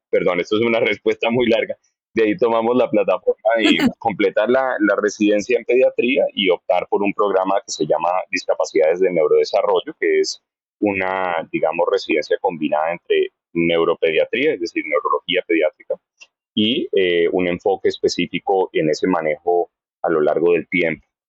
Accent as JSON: {"language": "Spanish", "region": "Bogotá", "country": "Colombia", "tie": "born or raised there", "also_born_or_lived": "Cincinnati, Ohio / Texas / Florida", "moved": "as an adult", "lives_now": "Hollywood, Florida, United States", "said": "Soy lo que llamarían rolo de puro Bogotá"}